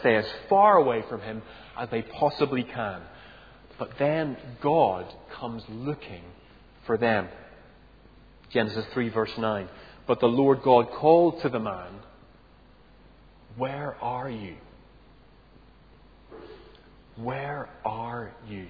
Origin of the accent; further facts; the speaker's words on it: Northern Ireland, United Kingdom; moved away; I grew up in Northern Ireland.